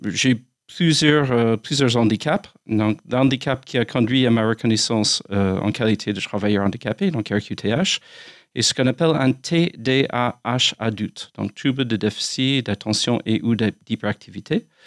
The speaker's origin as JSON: {"language": "French", "country": "United States", "second_language": "French", "moved": "as an adult", "lives_now": "France", "said": "Je suis américain."}